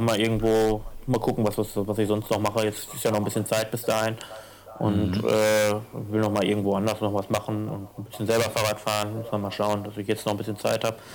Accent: Ruhr area, North Rhine-Westphalia, Germany; born or raised there; moved away

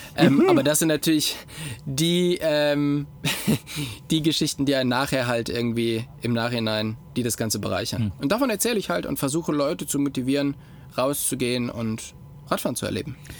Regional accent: Gummersbach, North Rhine-Westphalia, Germany; also born or lived in Oberfranken; now in Upper Franconia, Germany; ich komme nicht direkt aus Köln, sondern ich komme aus Gummersbach, das ist im Oberbergischen

